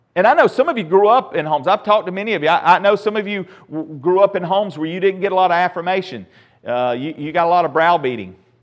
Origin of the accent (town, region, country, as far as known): United States